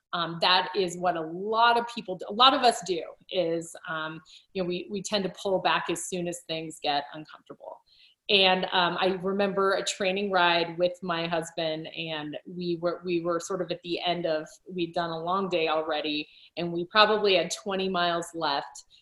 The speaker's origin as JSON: {"language": "English", "region": "Colorado", "country": "United States", "tie": "born or raised there", "also_born_or_lived": "England", "moved": "as an adult", "said": "i wanted to return to my home state i grew up in colorado"}